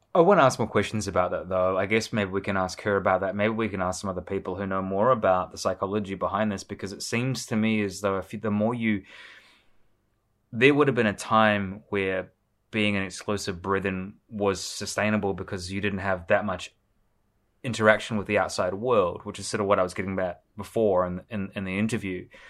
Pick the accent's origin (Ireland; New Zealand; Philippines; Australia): New Zealand; Nelson; I grew up in Nelson